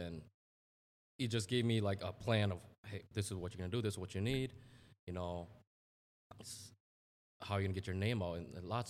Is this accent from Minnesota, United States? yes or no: yes; Minnesota, United States; also born or lived in Brooklyn Park / Burnsville / Richfield; I was born in Minnesota, right? Born and raised. I'm not from Egan